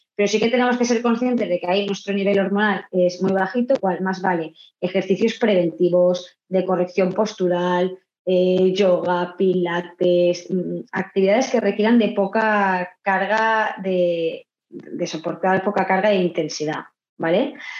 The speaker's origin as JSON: {"language": "Spanish", "town": "Vila-real", "region": "Valencian Community", "country": "Spain", "also_born_or_lived": "Argentina", "said": "yo soy de Castellón"}